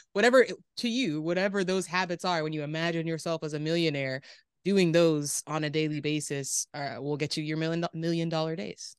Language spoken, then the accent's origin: English; Riverside, California, United States; also born or lived in Moreno Valley, California / Davis, California; I was born and raised in the Inland Empire